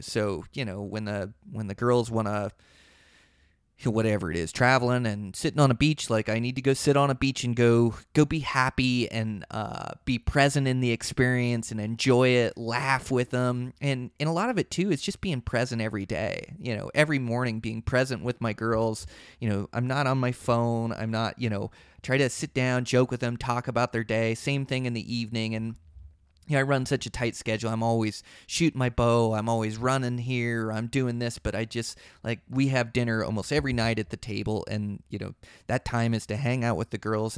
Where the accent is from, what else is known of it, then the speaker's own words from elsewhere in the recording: Seattle, Washington, United States; now in Montana, United States; I come from Seattle